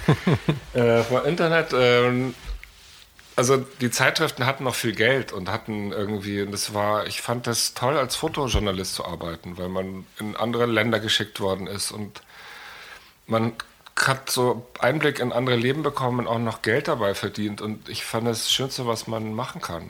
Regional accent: Munich, Bavaria, Germany; also born or lived in New York; ich bin in München geboren

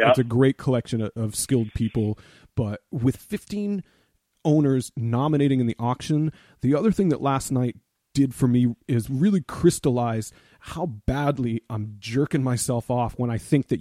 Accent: Boston, Massachusetts, United States; growing up in Boston

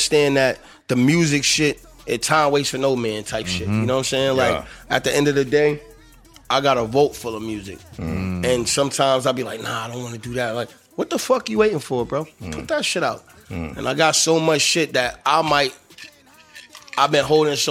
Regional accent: Boston, Massachusetts, United States; I'm from Boston

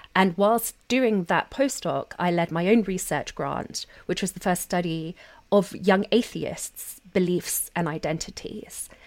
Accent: London, United Kingdom; moved away as an adult; now in United States; I grew up in South London, Catholic, attending Catholic schools

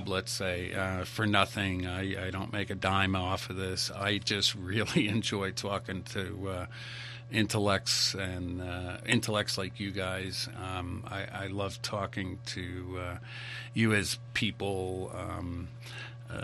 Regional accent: Connecticut, United States; moved away as an adult; also born or lived in San Diego; now in Idaho, United States; I came out here from the East Coast 25 years ago, grew up in Connecticut

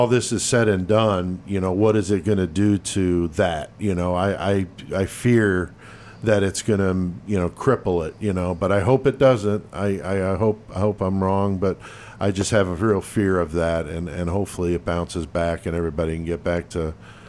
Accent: East Coast, United States; moved away; I'm originally from the East Coast. I moved out here to the Midwest in 90

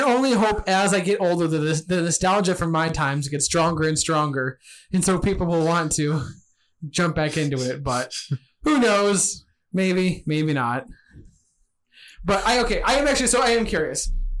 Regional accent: Michigan, United States; I'm not from England. I'm from Michigan.

